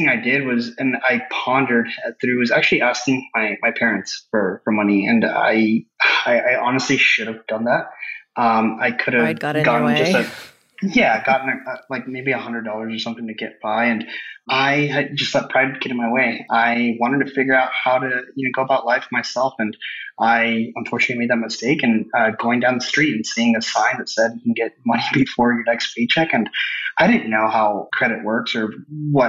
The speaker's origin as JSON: {"language": "English", "area": "Rio Grande Valley", "region": "Texas", "country": "United States", "moved": "as an adult", "lives_now": "San Antonio, United States", "said": "I'm originally from Rio Grande Valley, which is most southern part of Texas"}